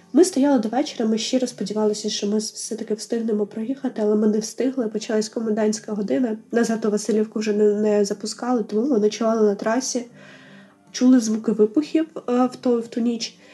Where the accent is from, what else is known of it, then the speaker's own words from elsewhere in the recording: Melitopol, Zaporizhzhia Oblast, Ukraine; moved away as an adult; площу нашого рідного міста